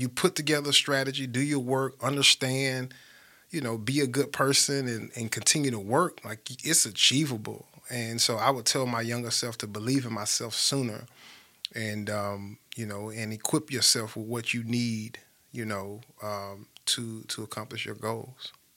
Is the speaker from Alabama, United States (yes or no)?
yes; Birmingham, Alabama, United States; I grew up in Smithfield, grew up in Smithfield Estates